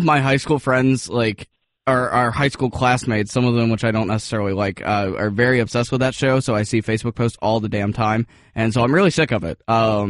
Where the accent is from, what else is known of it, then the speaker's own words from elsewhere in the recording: Atlanta, Georgia, United States; I grew up in the city. I grew up in Atlanta.